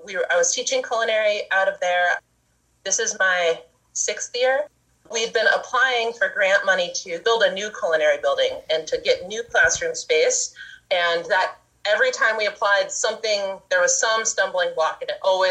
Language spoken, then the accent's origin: English; Laytonville, California, United States; My husband and I were born and raised in Laytonville and Laytonville area, and we've been living here in our current place up on Bell Springs